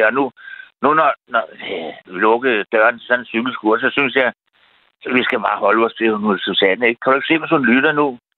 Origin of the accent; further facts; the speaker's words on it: Frederiksberg, Capital Region of Denmark, Denmark; now in Nykøbing Falster, Denmark; Nu er jeg vokset op på Frederiksberg, og jeg har gået på Gottesvejens skole, ikke?